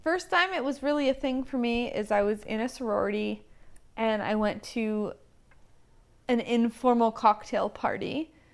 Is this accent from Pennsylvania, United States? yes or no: yes; Lancaster County, Pennsylvania, United States; I grew up in Lancaster County, and so there have been a lot of Amish in my life.